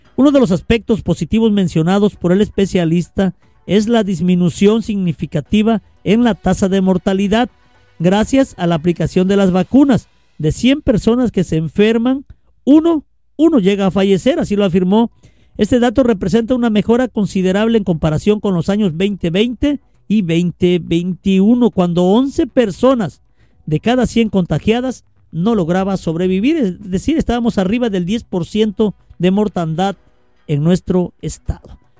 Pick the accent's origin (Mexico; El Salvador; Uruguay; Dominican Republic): Mexico; Veracruz; now in Reynosa, Mexico; yo también soy de fuera, soy medio italiano, ¿verdad? Pero nací en Veracruz